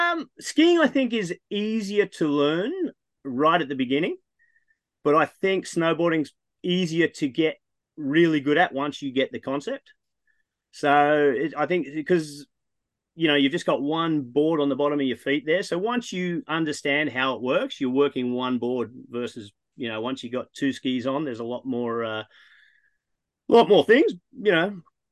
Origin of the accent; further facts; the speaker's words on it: Texas, United States; fellow Texan.